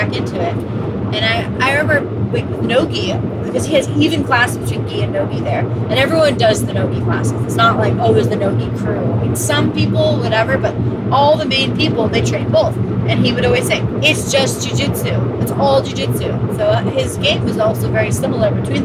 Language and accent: English; Los Angeles, California, United States; I'm from LA, right? From the Valley.